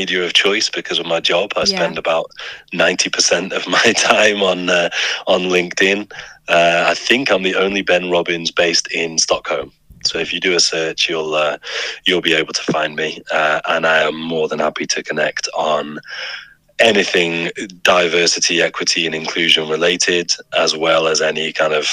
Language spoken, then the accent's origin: English; United Kingdom; I'm a white British man